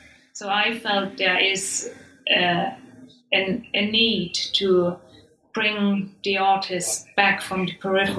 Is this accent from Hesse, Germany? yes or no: no; Saxony, Germany; English is a second language; a very personal reason why I chose Saxony, and that is I'm from Saxony myself. So, you know, and I have spent formative years in the region, and I experienced unification there.